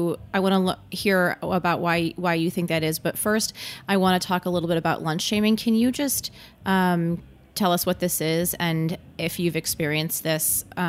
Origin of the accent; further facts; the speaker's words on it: Michigan, United States; Yeah, I'm from Michigan, also, as you know